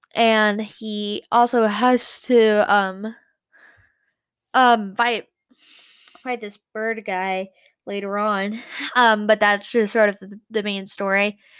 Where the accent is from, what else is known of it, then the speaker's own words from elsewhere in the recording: United States; I'm American.